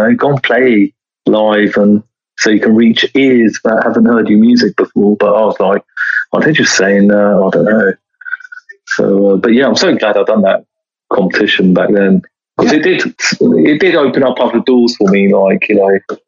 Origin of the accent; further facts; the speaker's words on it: Bedford, East of England, United Kingdom; my hometown of Bedford